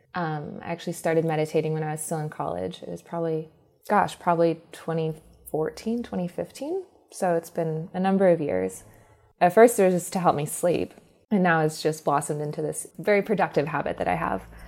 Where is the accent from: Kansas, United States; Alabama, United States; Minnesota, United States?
Alabama, United States; I'm actually Southern. I was born in Alabama